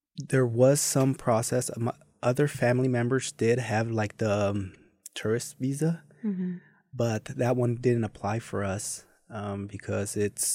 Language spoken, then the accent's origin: English; Mexico City, Mexico; English is a second language; So I was born and raised in Mexico City. There's a side of it where it's Ecatepec, so not the heart of Mexico City, but the outsides.